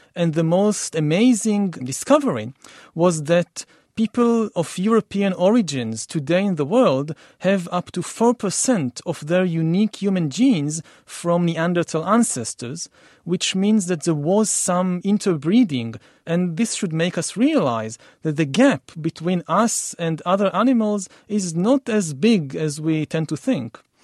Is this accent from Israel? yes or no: yes; Israel; I come from Israel for the Middle East